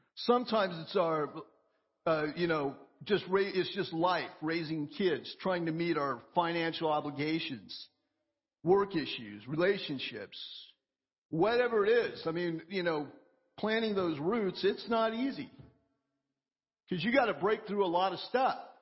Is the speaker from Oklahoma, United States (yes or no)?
yes; Oklahoma, United States; moved away; I grew up in Oklahoma and, and we had forests all around us